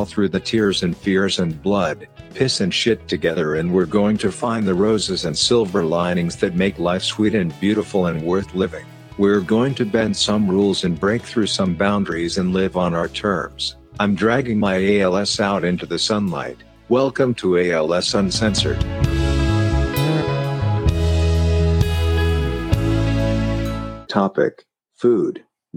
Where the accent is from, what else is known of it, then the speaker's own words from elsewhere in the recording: Denver, Colorado, United States; also born or lived in Flint, Michigan / Burlington, Vermont; We had moved from Flint to Denver and food was noticeably different. Growing up in the Midwest, meat and potatoes was standard